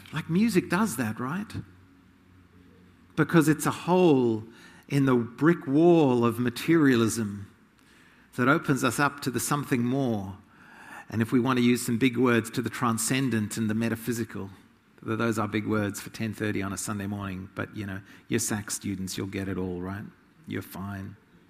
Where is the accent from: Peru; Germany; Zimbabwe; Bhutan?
Zimbabwe; Zimbabwe. I grew up in Rhodesia, part of my growing up. It became Zimbabwe.